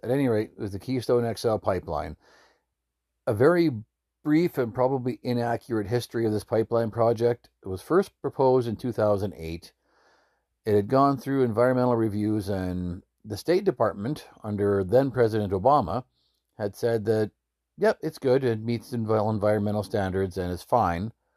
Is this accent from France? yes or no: no; northern Alberta, Canada; I grew up in Alberta. I was born and raised in northern Alberta and damn proud to say so